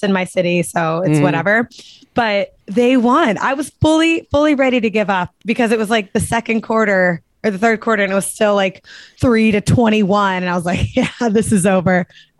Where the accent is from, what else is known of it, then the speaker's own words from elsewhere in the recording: Cincinnati, Ohio, United States; now in Los Angeles, United States; the city that I'm living in against the hometown team here in LA, playing my hometown team